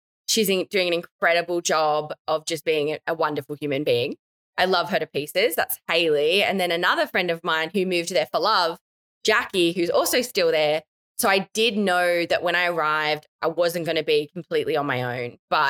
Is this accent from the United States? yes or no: no; Australia; being an Australian, and I think this applies no matter where you go around the world